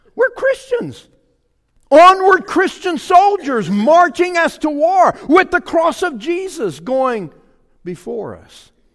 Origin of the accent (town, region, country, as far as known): Louisiana, United States; born or raised there; moved away